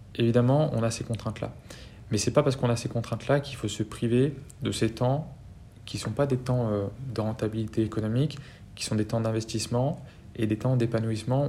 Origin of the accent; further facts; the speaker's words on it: France; chez nous en France